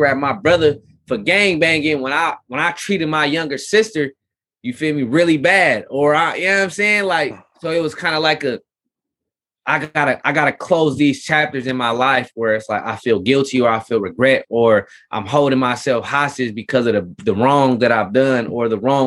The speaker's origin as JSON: {"language": "English", "town": "Richmond", "region": "California", "country": "United States", "said": "being in California, being in Richmond, California"}